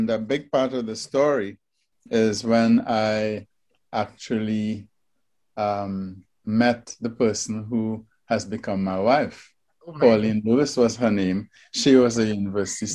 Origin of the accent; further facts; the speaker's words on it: Trinidad & Tobago; my first job fresh out of high school was at the Trinidad Regional Virus Laboratory